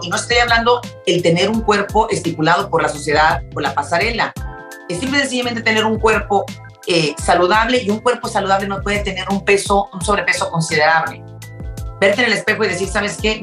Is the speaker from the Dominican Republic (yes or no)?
no; Mexico; now in Houston, United States; nosotros que somos mexicanas